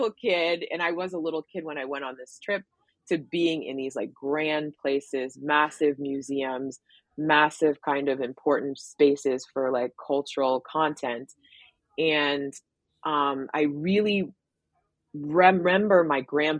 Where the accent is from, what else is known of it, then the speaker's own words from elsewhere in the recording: Philadelphia, Pennsylvania, United States; moved away as an adult; also born or lived in New York; now in Arizona, United States; I grew up primarily in Philadelphia, and then I moved to New York for college and then stayed